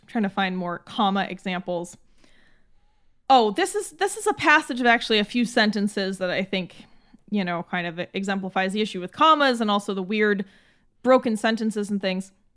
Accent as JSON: {"language": "English", "country": "United States", "said": "as an American"}